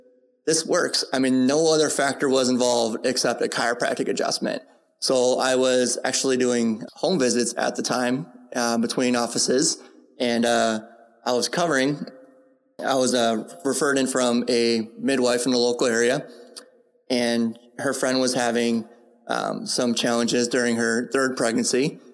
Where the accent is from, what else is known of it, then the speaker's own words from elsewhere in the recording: San Diego, California, United States; Nobody knew who I was in general because I was just from San Diego.